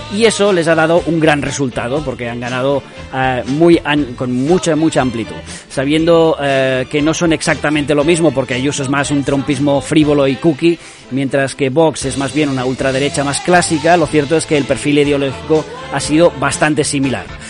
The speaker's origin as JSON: {"language": "Spanish", "region": "Catalonia", "country": "Spain", "said": "yo soy catalán de izquierdas, independentista, feminista y del Barça"}